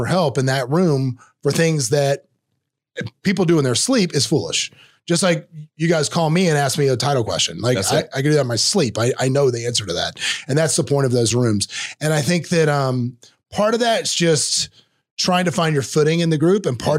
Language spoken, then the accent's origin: English; Florida, United States; accent: North Florida Southern; number one, my Southern accent they thought was hilarious. Because I had a very pronounced North Florida Southern accent when I was on that show.